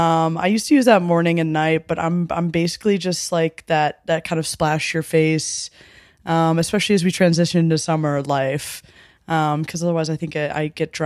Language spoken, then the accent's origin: English; Midwest, United States; I'm from the Midwest, so horchata's a little like too spicy for me, a little too feisty.